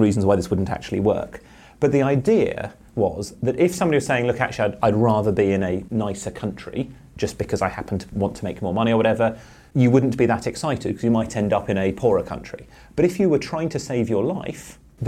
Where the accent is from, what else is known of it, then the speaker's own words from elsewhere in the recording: Cambridge, East of England, United Kingdom; I grew up in Cambridge